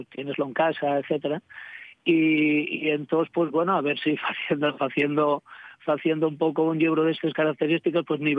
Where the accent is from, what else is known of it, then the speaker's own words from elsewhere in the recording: Asturias, Spain; yo soy ayerano